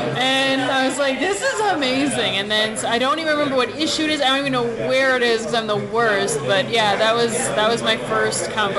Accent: Evanston, Illinois, United States; I grew up in Evanston, Illinois

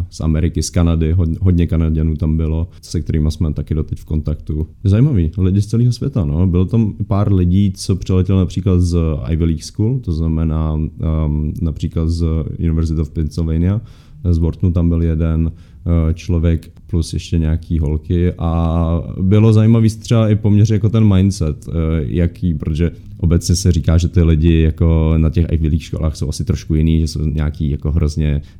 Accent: Czechia; A já tam byl jako Čech, no.

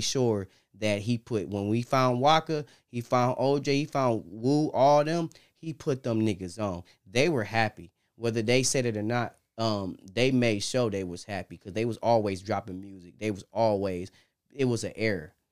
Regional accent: Detroit, Michigan, United States; Detroit, that's where we come from

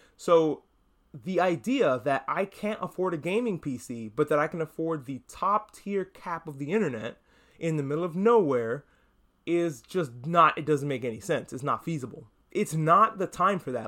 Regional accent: New York, United States; I, I grew up in New York. I feel like I have to mention that every, every time because I'm from New York

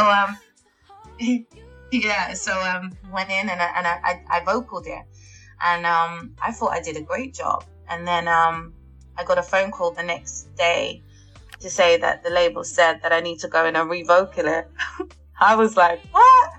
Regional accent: London, United Kingdom; I'm born and raised in North London

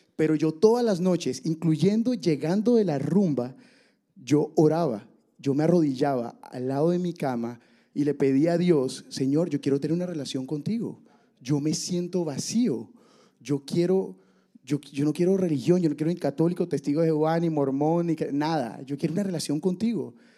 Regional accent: Barranquilla, Atlántico, Colombia; moved away as an adult; yo nací en Barranquilla, Colombia

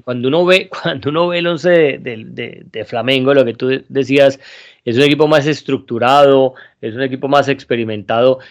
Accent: Colombia; nosotros que somos colombianos

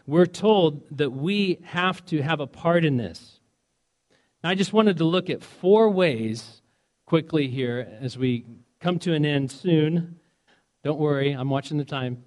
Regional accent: Indiana, United States; moved away; I'm from Indiana originally

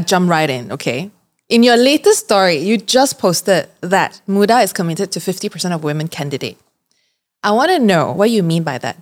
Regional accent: Johor Bahru, Johor, Malaysia; moved away; I'm from Johor

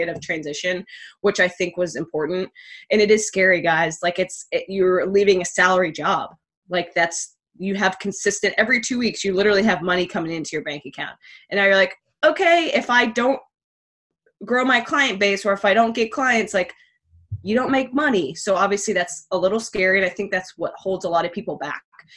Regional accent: Virginia Beach, Virginia, United States; I grew up in Virginia Beach, still here with my husband

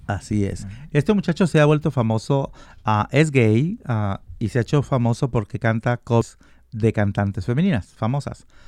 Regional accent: Guadalajara, Jalisco, Mexico; moved away; also born or lived in Colima; yo nací en Colima, pero me crié en Guadalajara.

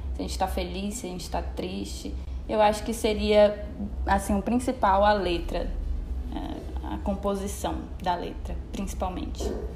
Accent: Canaã, Brazil; sou aqui de Canaã

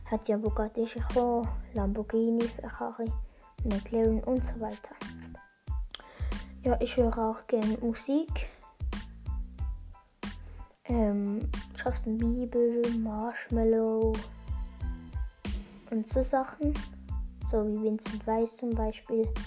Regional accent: Switzerland; accent: Bernese German; wenn soll ich bin ja Schweizer, habe ich schon im Trailer gesagt. Ähm, wenn soll ich Berndeutsch sprechen?

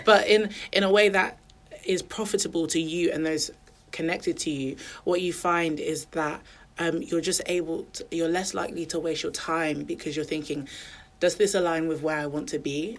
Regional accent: Milton Keynes, South East England, United Kingdom; moved away as an adult; also born or lived in Nottingham; now in Birmingham, United Kingdom; I grew up in Milton Keynes, then I went to university in Nottingham.

